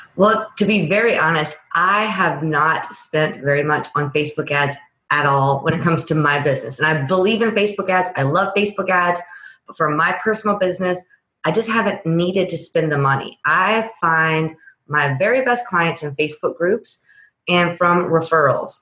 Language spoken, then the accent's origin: English; Louisiana, United States; I'm from Louisiana